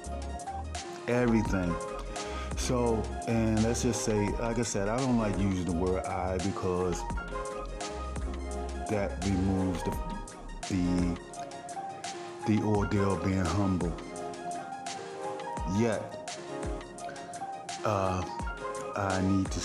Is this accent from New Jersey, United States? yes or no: no; Baltimore, Maryland, United States; I'm from Baltimore